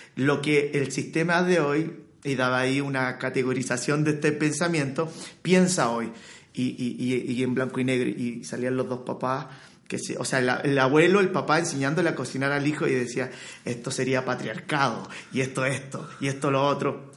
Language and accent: Spanish; Chile; soy chileno